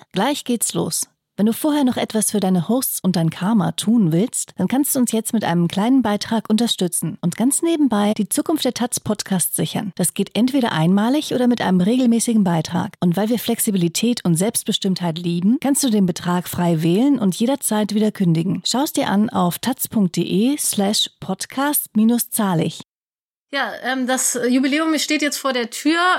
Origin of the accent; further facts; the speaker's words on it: Hamburg, Germany; born there; Ich bin geboren in Hamburg-Altona.